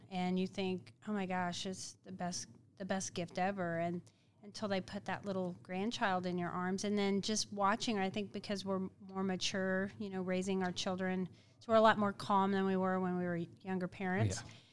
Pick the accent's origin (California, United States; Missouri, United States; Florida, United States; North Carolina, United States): Missouri, United States; Independence; grew up in Independence, Missouri